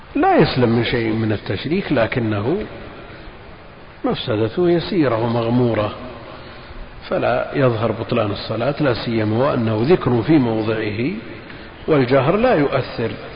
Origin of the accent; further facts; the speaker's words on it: Al-Qassim, Saudi Arabia; عندنا في القصيم